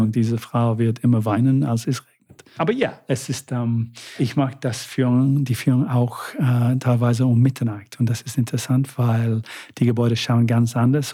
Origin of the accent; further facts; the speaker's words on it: United Kingdom; first language English; German is a second language; now in Vienna, Austria; Englisch ist meine Muttersprache und viele Leute lieben es, wie, die, wie wir Briten